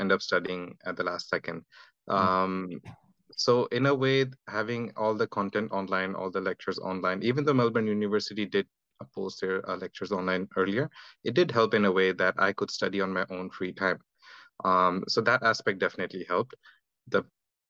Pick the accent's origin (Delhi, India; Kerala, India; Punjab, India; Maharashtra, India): Delhi, India; moved away as an adult; also born or lived in Durgapur, India; now in Australia; I'm from India. My parents settled in Delhi, so that's where I grew up.